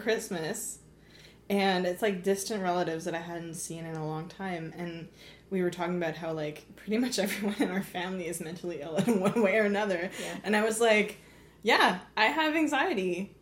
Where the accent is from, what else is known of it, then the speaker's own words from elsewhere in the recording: Gatineau, Quebec, Canada; I'm from Gatineau